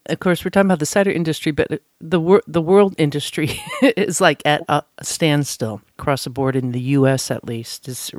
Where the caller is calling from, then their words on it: East Coast, United States; Of course, I'm calling you from the East Coast, so how's it going out there?